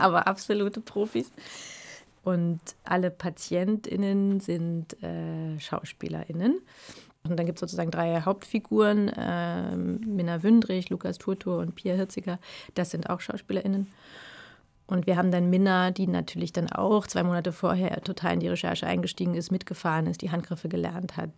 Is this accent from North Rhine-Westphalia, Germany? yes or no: no; Berlin, Germany; born or raised there; also born or lived in Brandenburg